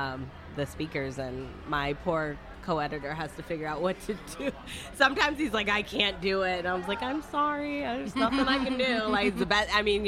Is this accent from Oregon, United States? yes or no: no; Detroit, Michigan, United States; now in Florida, United States; I'm originally from Detroit, Michigan, but I moved here like 18, 19 years ago, maybe a little longer. So I guess I'm a Floridian now.